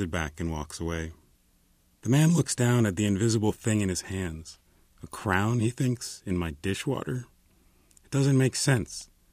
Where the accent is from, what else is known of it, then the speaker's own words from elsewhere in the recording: New Jersey, United States; now in Los Angeles, United States; I'm from New Jersey